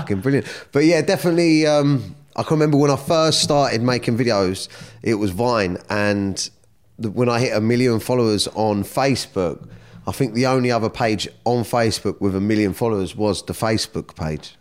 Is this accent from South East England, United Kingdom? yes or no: yes; Surrey, South East England, United Kingdom; also born or lived in Kingston; I was born in Kingston. I grew up, uh, I come from, like, a broken home. My mum and dad broke up, so I'd spend some time with my mum, some time with my dad. And, um, yeah, I grew up around Surrey